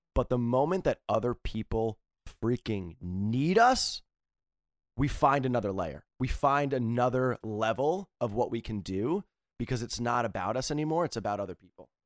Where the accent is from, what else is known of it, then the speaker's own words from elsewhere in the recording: East Coast, United States; I come from East Coast, type